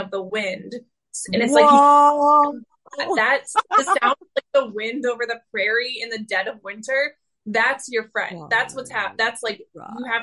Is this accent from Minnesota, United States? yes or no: yes; Minnesota, United States